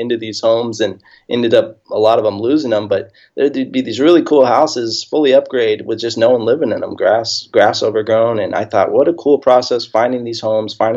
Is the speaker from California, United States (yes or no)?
yes; Hemet, California, United States; now in Temecula, United States; I was born and raised here in Southern California. Grew up, I live in Temecula right now, but I grew up in a town about 20 minutes from here called Hemet, small little town